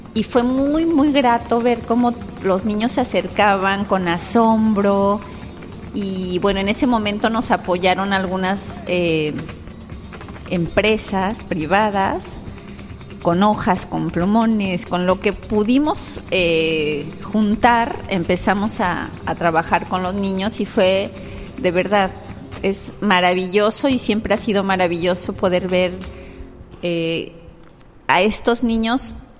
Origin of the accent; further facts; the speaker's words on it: Tlalnepantla, State of Mexico, Mexico; moved away as an adult; now in Playa del Carmen, Mexico; yo nací en el Estado de México, en Tlalnepantla, pero eh, estoy aquí en Playa del Carmen desde el 99